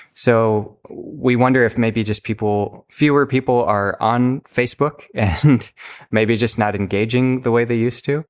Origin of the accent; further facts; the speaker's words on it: Minnesota, United States; I'm from Minnesota